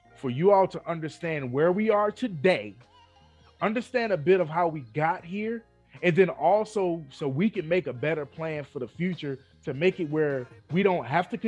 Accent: Philadelphia, Pennsylvania, United States; moved away; also born or lived in Chester; I'm naturally from Philly and I moved from Philly to Chester and came down here

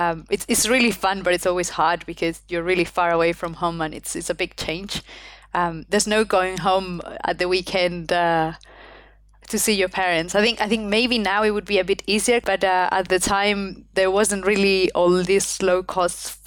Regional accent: Spain; English is a second language; moved away as an adult; also born or lived in United Kingdom; I come from Spain. I had studied in Spain all my life

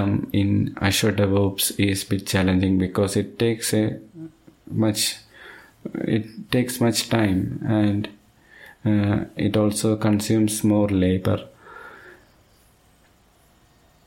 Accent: Thiruvananthapuram, Kerala, India; I am from Thiruvananthapuram

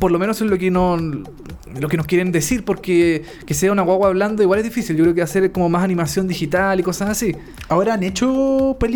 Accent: United States; Spanish is a second language; porque soy, yo soy gringo, Dani.

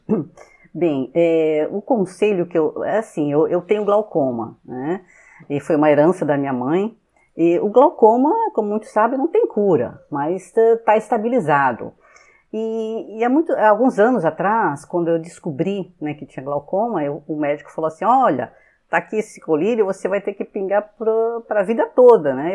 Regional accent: São Paulo, Brazil; moved away; also born or lived in Rio de Janeiro / Fortaleza; eu sou de São Paulo, né? Só para é, nasci né, na, na, capital de São Paulo mesmo.

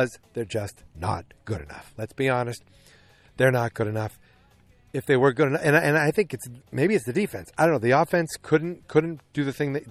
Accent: Boston, Massachusetts, United States; accent: Boston; my Boston accent

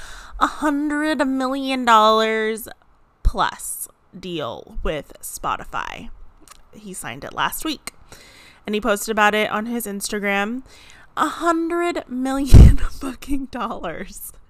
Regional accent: San Diego, California, United States; my hometown where I grew up in San Diego

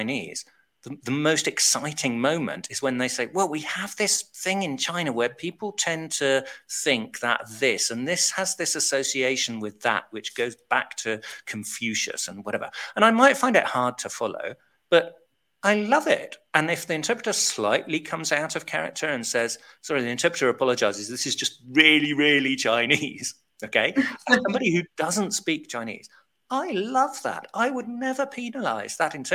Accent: United Kingdom; I'm so British

